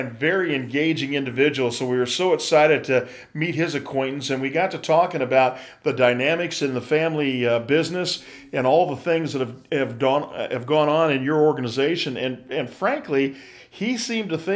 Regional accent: Chelsea, Michigan, United States; I was born and raised down in an area called Chelsea, Michigan, close to Ann Arbor

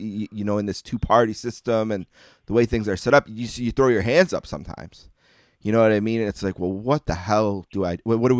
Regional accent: New York, United States; remember I'm a New Yorker, you know, even though I'm in Western.

